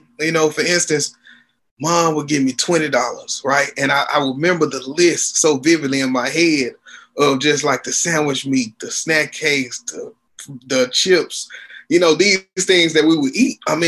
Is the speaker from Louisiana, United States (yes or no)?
yes; Shreveport, Louisiana, United States; moved away as an adult; now in Houston, United States; Shreveport, Louisiana is my hometown. I am currently living in Houston, Texas. I've been here since 2003.